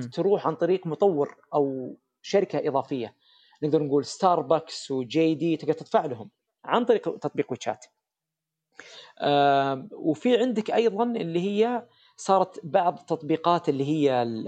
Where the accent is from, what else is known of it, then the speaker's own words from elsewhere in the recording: Saudi Arabia; احنا عندنا في السعوديه